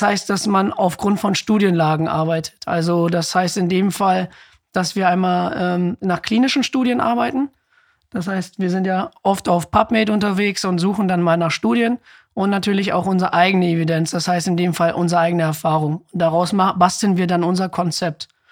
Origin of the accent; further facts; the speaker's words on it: Ibbenbüren, North Rhine-Westphalia, Germany; also born or lived in Osnabrück; Ich komme ja auch aus Sippenbüren